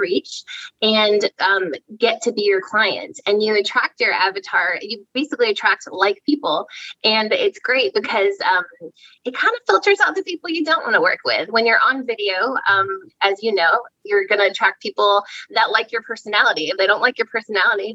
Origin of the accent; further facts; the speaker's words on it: Easton, Pennsylvania, United States; So I am from Easton, Pennsylvania, which is in the southeastern portion of PA.